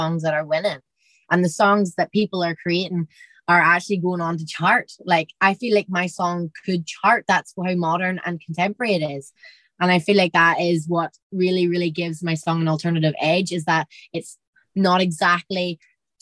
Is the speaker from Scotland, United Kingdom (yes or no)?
no; Derry, Northern Ireland, United Kingdom; I'm from Derry